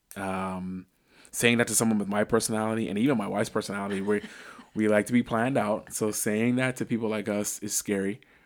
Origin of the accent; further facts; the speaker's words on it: Bahamas; now in Northeast Ohio, United States; I'm from the Bahamas